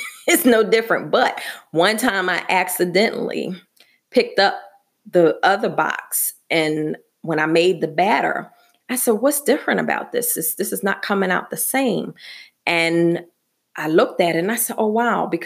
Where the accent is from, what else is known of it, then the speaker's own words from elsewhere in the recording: Philadelphia, Pennsylvania, United States; I'm from Philadelphia